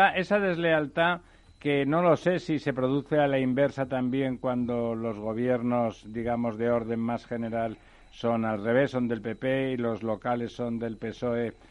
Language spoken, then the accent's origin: Spanish; Barcelona, Catalonia, Spain; mi ciudad natal, eh, Barcelona